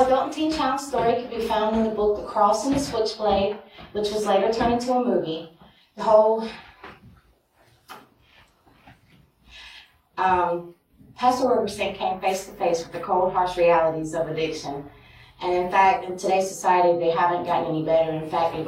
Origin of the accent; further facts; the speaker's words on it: Fort Mill, South Carolina, United States; I'm actually from Fort Mill, South Carolina